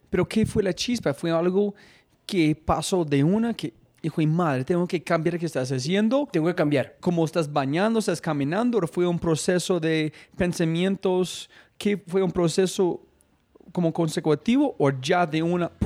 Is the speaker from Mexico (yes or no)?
no; Colombia; soy un hijo de puta colombiano